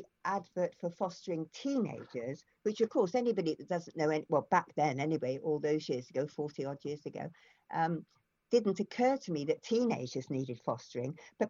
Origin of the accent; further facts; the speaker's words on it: Keynsham, South West England, United Kingdom; It was where he was actually from Brislington, I was from Canesham.